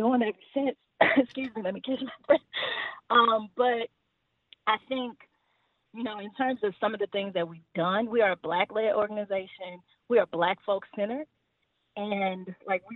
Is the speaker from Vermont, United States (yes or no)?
no; Houston, Texas, United States; I'm from Fifth Ward, Northeast Houston, and am very much connected with my community